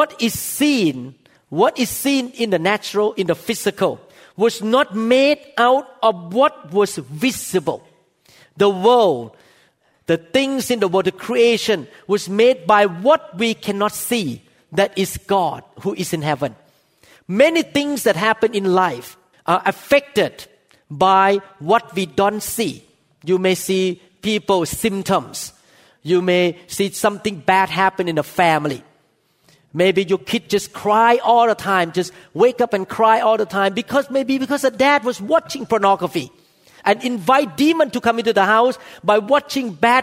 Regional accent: Thailand; moved away; I came from Thailand. I saw all kinds of spiritual things in Thailand

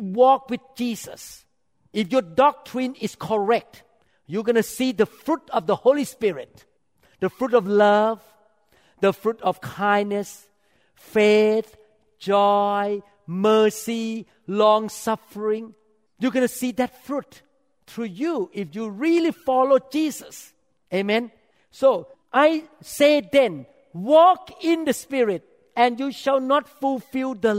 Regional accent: Thailand; moved away; I grew up in Thailand

